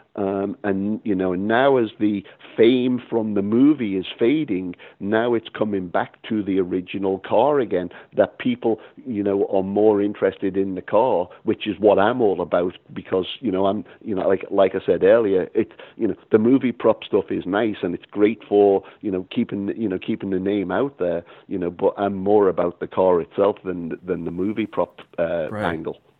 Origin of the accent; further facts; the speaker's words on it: Liverpool, North West England, United Kingdom; also born or lived in Boston / Los Angeles; now in Texas, United States; growing up in Liverpool, England